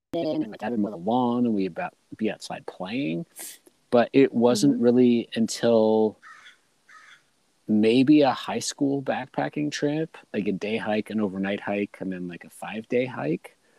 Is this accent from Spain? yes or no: no; Scotland, United Kingdom; I'm from Scotland